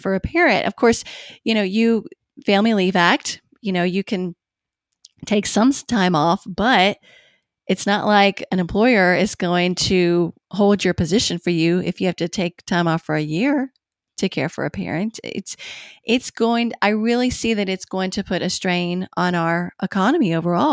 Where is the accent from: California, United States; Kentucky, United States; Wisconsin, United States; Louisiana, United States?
Kentucky, United States; Bowling Green; moved away as an adult; in Bowling Green, Kentucky, which is actually where I live now